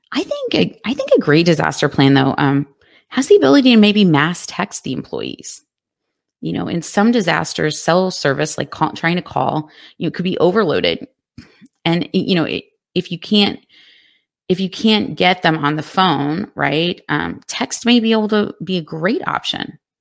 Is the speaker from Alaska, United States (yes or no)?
no; Texas, United States; my home state of Texas